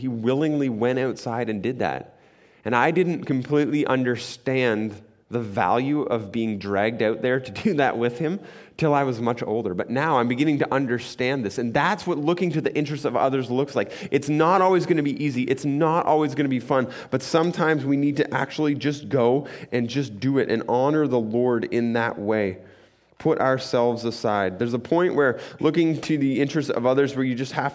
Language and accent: English; Muskoka, Ontario, Canada; I grew up in Muskoka, and we heated our house by a wood stove